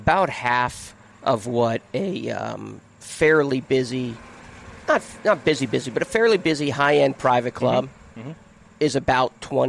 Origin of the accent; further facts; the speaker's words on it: Massachusetts, United States; I grew up in Massachusetts